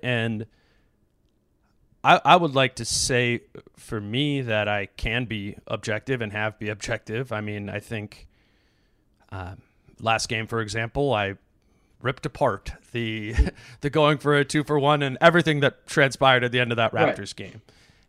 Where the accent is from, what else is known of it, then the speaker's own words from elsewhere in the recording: Hopkins, Minnesota, United States; I grew up in Hopkins.